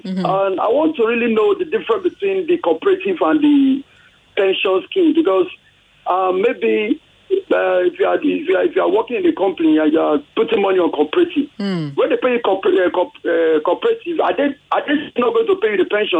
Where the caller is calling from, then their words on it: Lekki, Lagos, Nigeria; I'm calling from Lekki.